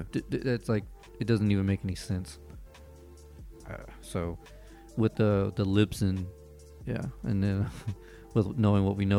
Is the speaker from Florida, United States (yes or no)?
yes; Florida, United States; moved away; I'm from Florida.